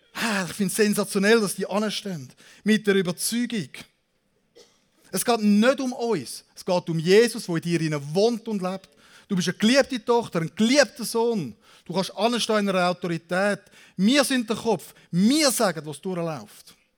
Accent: Zürich, Switzerland; now in Aargau, Switzerland; Ich bin ursprünglich Zürcher, jetzt bin ich in Saargau

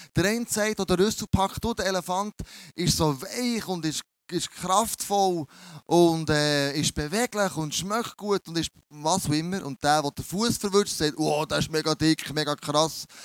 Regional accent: Bern, Switzerland; accent: Bernese German; mein, mein Berndeutsch ist ein bisschen speziell

